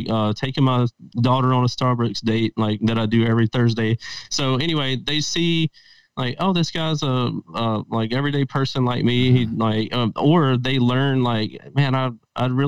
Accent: Mississippi, United States; moved away as an adult; now in Las Vegas, United States; I'm from Mississippi, and that's where I was born and raised at. And I've transplanted out to Las Vegas about 7 years ago.

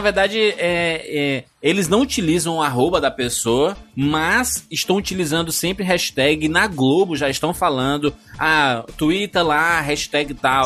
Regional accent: Fortaleza, Ceará, Brazil; eu sou, eu sou de Fortaleza

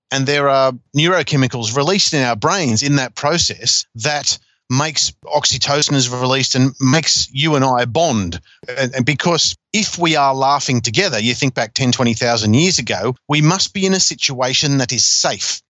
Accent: Newcastle, New South Wales, Australia; I grew up in Newcastle, and we only had Channel 3 and the ABC was all we had.

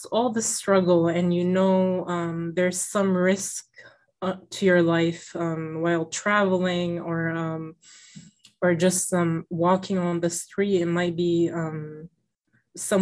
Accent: Middletown, Rhode Island, United States; growing up in school, because in my school, I went to public school here in Middletown, Rhode Island

